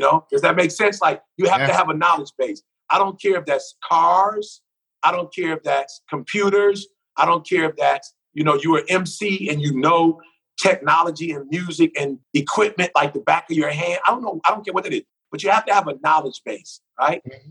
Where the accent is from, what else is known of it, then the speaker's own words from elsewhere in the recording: Detroit, Michigan, United States; growing up in Detroit, I was a music head